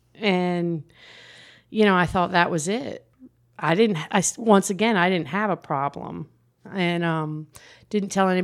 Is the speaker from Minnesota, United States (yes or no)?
no; New Jersey, United States; Well, I grew up in New Jersey.